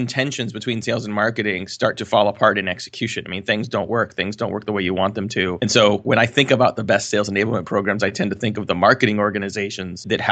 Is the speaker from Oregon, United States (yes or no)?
no; California, United States; I grew up in California. My family's from the Midwest